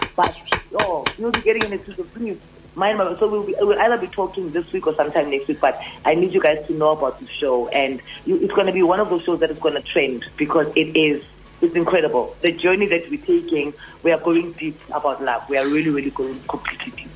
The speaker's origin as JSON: {"language": "English", "town": "Johannesburg", "region": "Gauteng", "country": "South Africa", "tie": "born or raised there", "said": "I grew up in Orlando West"}